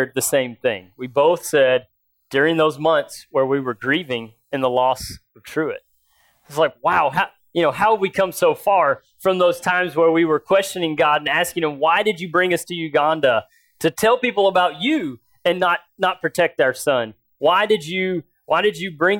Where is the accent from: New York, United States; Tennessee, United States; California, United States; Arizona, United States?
Tennessee, United States; Nashville; I grew up in the Bible Belt in Nashville, Tennessee